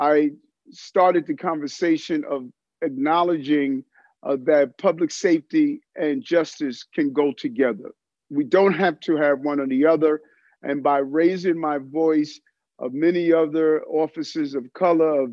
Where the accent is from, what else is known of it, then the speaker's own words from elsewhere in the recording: New York City, New York, United States; also born or lived in Brooklyn; I grew up in South Jamaica, Queens, born in Brooklyn